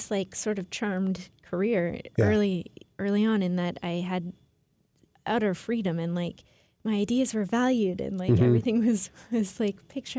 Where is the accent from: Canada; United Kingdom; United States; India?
United States; Portland, Oregon; moved away as an adult; also born or lived in San Francisco; I am from Portland. Oh, okay. Yeah. That's where I grew up.